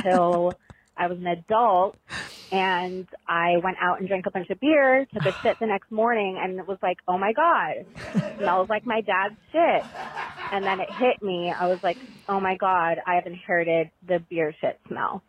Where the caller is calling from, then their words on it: Alaska, United States; I'm calling from Alaska